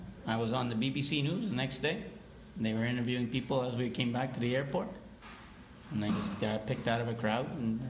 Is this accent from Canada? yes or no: yes; Quebec, Canada; now in Carleton Place, Canada; I grew up in a town like this, small town. Know a lot of people, a lot of good people here and like that. So when I moved from Quebec to Ontario